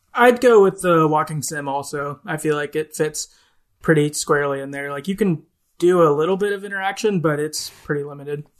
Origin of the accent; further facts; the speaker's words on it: the Midwest of the US, United States; I'm from the Midwest of the U S, so, like, we're just generally, like, I don't know, positive and nice outward